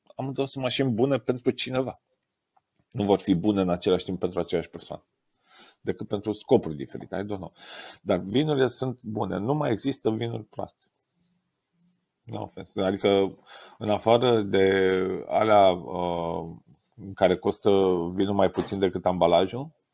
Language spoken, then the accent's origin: Romanian; Romania; sunt mega mândru, ca român